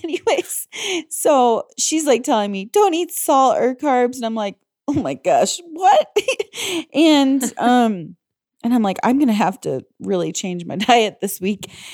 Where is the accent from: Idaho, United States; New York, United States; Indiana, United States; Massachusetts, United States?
Indiana, United States; moved away as an adult; also born or lived in Illinois; growing up in Indiana, and living in Illinois